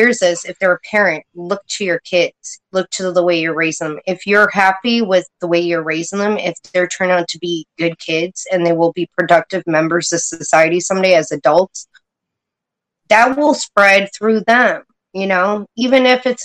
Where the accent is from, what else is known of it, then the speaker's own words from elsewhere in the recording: Poughkeepsie, New York, United States; now in upstate New York, United States; I was born in Poughkeepsie, about an hour from New York City. So I grew up with a pretty tough life